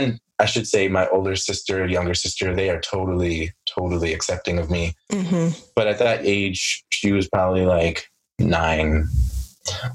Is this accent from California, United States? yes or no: no; Mount Vernon, New York, United States; also born or lived in Jamaica (ancestry); I am from Mount Vernon. We go by Money Earning Vernon